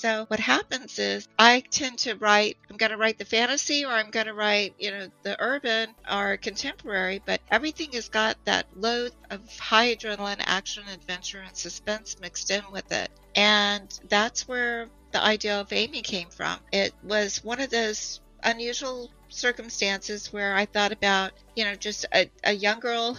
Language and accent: English; Montana, United States; also born or lived in Florida; And I'm originally from the Big Sky Country. So I'm originally from Montana.